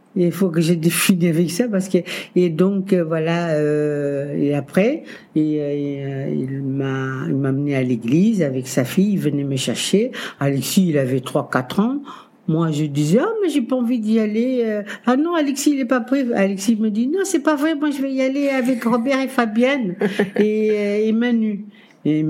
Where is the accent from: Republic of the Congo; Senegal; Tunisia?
Senegal; Dakar; moved away as an adult; also born or lived in Cape Verde; now in France; Je suis né au Cap Vert et je suis partie après au Sénégal, Dakar Sénégal en Afrique, évidemment, avec ma tante